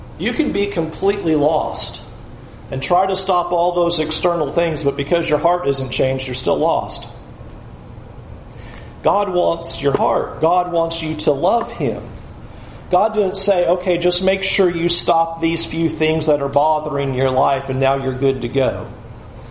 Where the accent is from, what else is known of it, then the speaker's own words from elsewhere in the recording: San Diego, California, United States; moved away as an adult; also born or lived in Tampa; I grew up in San Diego